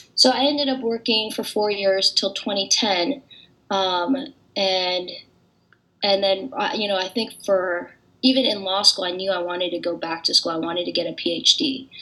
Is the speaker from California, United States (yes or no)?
yes; San Francisco, California, United States; moved away as an adult; now in Cambridge, United States; my siblings and I were born and raised in San Francisco